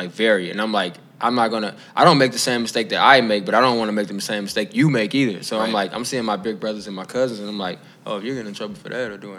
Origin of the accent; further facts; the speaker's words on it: Chicago, Illinois, United States; growing up in Inglewood